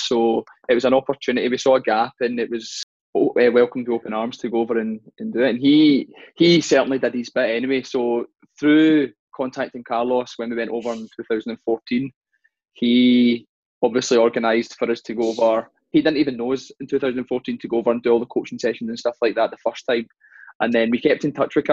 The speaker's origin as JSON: {"language": "English", "region": "Scotland", "country": "United Kingdom", "said": "our accent"}